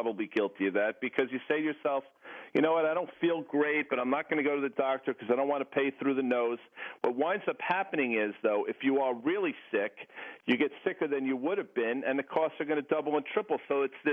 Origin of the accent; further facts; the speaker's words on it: Morristown, New Jersey, United States; I'm not from Burbank. I'm from Morristown, New Jersey